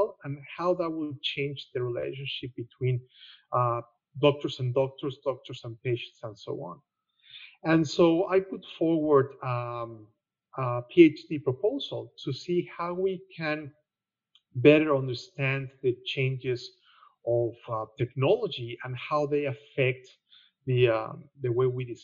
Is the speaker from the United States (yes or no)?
no; Mexico; moved away as an adult; now in Australia; I'm Mexican. That will explain a lot of things, including my accent